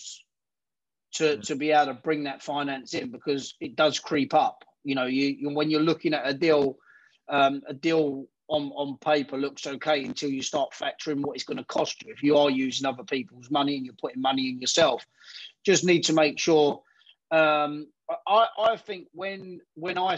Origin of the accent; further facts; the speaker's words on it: United Kingdom; We're British.